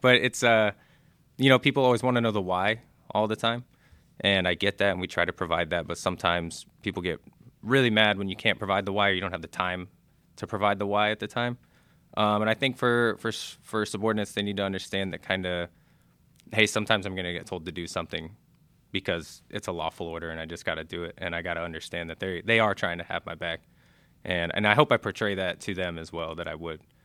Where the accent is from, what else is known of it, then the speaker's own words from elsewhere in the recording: Clearwater, Florida, United States; moved away; I'm from Clearwater, Florida.